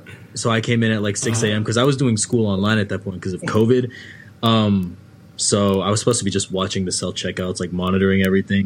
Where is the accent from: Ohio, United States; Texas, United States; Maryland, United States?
Maryland, United States; I'm from Maryland.